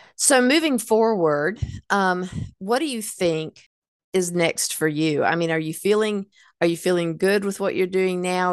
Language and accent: English; Hickory, North Carolina, United States; I grew up in Hickory